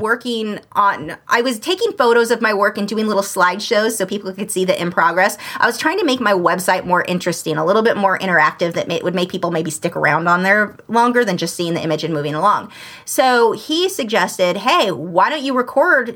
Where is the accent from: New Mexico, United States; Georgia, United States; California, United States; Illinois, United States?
California, United States; Southern; I'm from Southern California